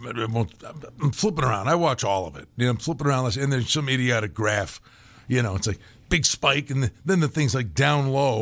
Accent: Pennsylvania, United States; accent: Pennsylvania

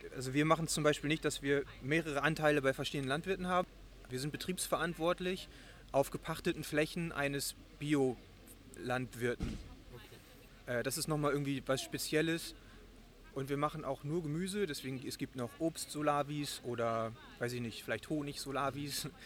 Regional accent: Germany; now in Bonn, Germany; Ich bin äh, eigentlich aus dem Moor in der Nähe von Bremen. Ich ähm, bin äh, seit sieben Jahren jetzt in Bonn.

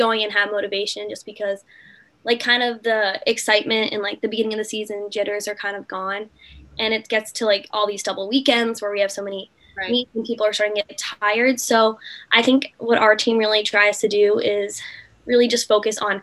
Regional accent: Norwell, Massachusetts, United States; I'm from Norwell, Massachusetts. It's a small town about 30 minutes from Boston

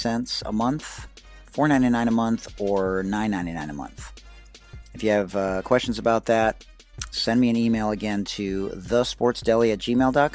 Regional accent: Detroit, Michigan, United States; now in San Diego, United States; I'm from Detroit originally

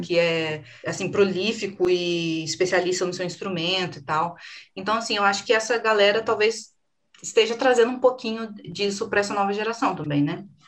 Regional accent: Brazil; a gente é brasileiro

